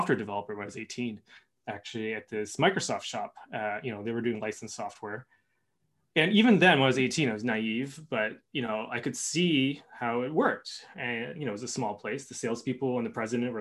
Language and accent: English; Canada; I'm Canadian